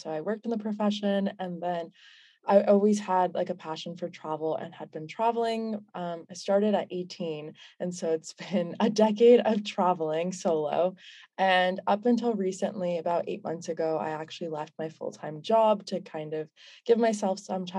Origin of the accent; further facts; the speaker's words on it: United States; growing up in the States, my family is a Pakistani, so I'm first gen